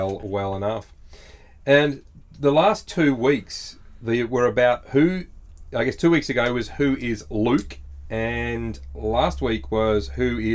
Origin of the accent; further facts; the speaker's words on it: Mornington Peninsula, Victoria, Australia; also born or lived in United Kingdom; I was brought up on the Mornington Peninsula in Victoria